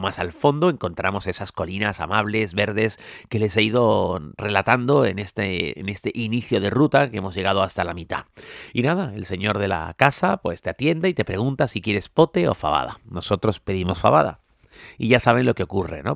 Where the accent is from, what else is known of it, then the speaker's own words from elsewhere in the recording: Tenerife, Canary Islands, Spain; Yo como soy de Tenerife, pues bueno, las cuestas no me preocupan demasiado porque en mi isla todo son cuestas